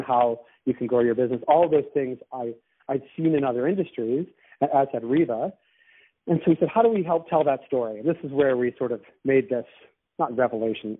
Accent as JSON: {"language": "English", "town": "Boston", "region": "Massachusetts", "country": "United States", "moved": "yes", "lives_now": "Toronto, Canada", "said": "I'm from Boston"}